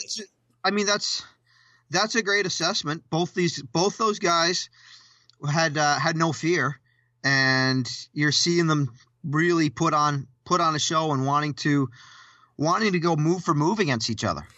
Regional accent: Canada; we're, we're both Canadian

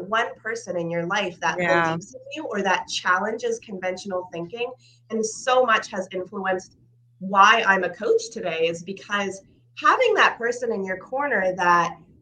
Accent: Canada; also born or lived in Ukraine; So I am originally from Ukraine, which means a lot more now to people than it did a couple of years ago, but we had immigrated to Canada when I was 2 years old

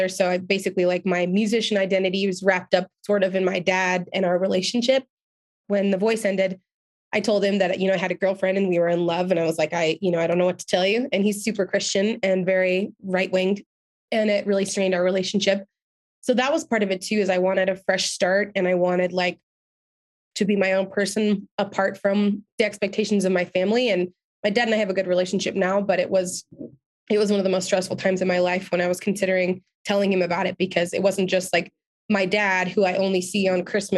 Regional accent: Reno, Nevada, United States; moved away as an adult; also born or lived in Los Angeles; I was still living in Reno, where I'm from at the time.

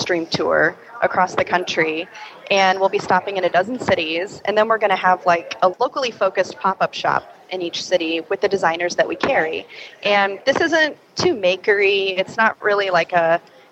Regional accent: Midwest, United States; I'm a down-home girl. I'm from the Midwest

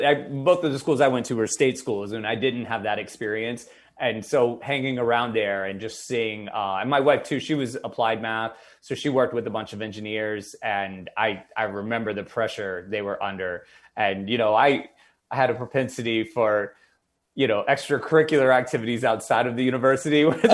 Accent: the South, United States; I grew up in the South

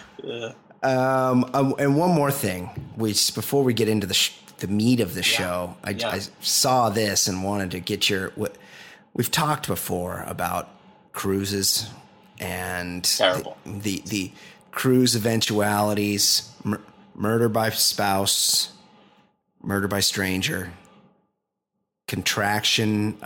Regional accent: Costa Mesa, California, United States; I'm from Costa Mesa.

